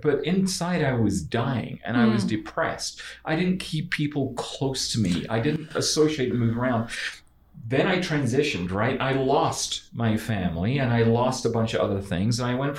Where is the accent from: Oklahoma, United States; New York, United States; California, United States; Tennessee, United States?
New York, United States; I knew when I was 5 growing up in New York